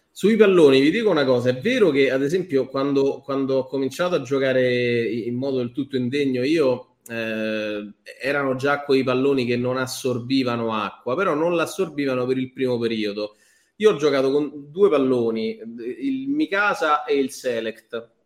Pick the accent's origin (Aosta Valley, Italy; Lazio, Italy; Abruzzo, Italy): Abruzzo, Italy; moved away; sono andato su al paese in Abruzzo da me con, con mio padre